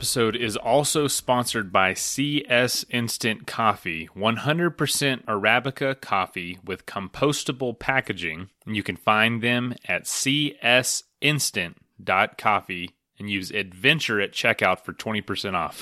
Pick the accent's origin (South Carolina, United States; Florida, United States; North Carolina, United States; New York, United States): Florida, United States; moved away; also born or lived in western United States; I'm from Florida and I live close to parts of the trail